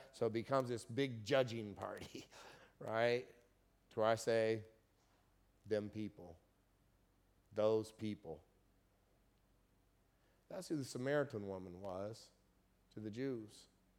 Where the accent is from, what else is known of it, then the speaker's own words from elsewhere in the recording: Kokomo, Indiana, United States; And I just went to my hometown in Kokomo, Indiana 2 weeks ago.